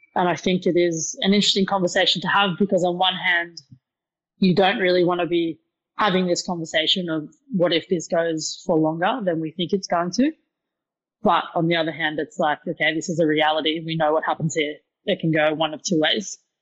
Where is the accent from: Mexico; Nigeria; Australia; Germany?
Australia; Newcastle, New South Wales; moved away as an adult; also born or lived in United Kingdom; now in Sydney, Australia; I'm not uh, native to Sydney, so I'm originally from Newcastle